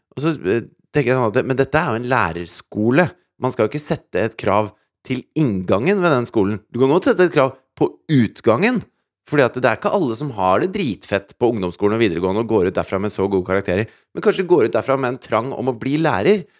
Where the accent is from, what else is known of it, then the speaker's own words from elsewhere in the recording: Asker, Akershus, Norway; jeg kommer fra Asker